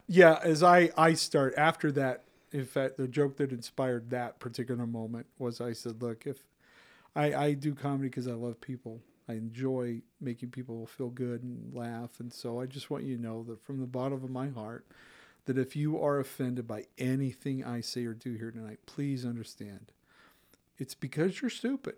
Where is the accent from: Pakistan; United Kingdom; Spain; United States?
United States; Utah; also born or lived in Granger (West Valley City), Utah; I grew up in Utah County